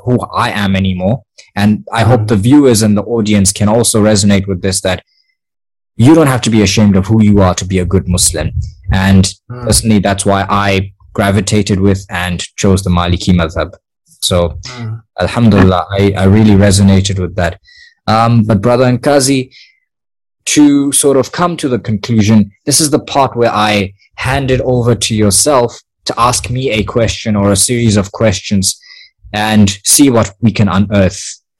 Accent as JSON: {"language": "English", "town": "Gaborone", "region": "South-East District", "country": "Botswana", "tie": "born or raised there", "said": "I am a Motswana myself. I was born in Khaburuni"}